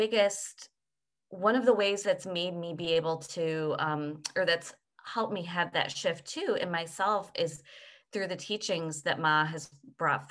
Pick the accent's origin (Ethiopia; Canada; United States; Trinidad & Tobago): United States; as I was raised in the United States